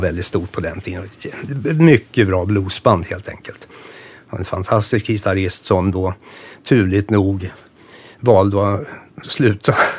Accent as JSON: {"language": "Swedish", "town": "Nora", "region": "Örebro County", "country": "Sweden", "tie": "born or raised there", "said": "det här var i Nora där jag växte upp"}